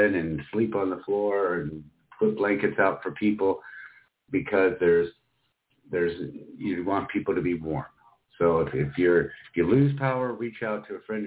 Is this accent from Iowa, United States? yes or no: yes; Iowa, United States; also born or lived in Miami, Florida; now in Spokane, United States; places like Iowa, where I grew up